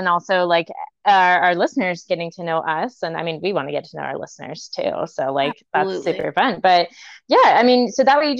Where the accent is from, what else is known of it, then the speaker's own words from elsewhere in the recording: Virginia, United States; I'm originally from Virginia